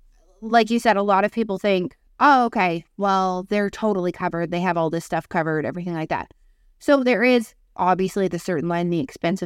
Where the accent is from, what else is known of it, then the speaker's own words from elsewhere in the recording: Canada; when it comes to, like, healthcare and being Canadian and stuff like